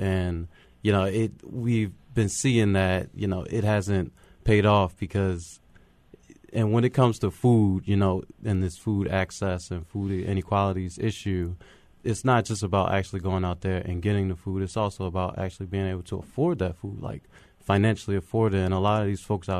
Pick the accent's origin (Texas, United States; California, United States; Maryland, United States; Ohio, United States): Maryland, United States; Baltimore; I'm from Baltimore. I grew up mostly in the county